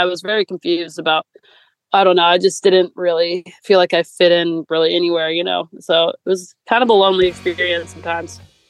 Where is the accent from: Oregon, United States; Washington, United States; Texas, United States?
Washington, United States; Seattle; I grew up in Seattle